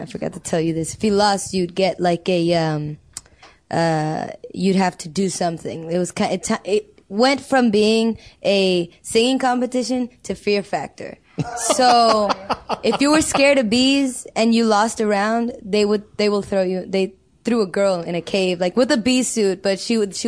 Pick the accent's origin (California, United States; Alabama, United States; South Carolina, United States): California, United States; Los Angeles; I grew up in South Central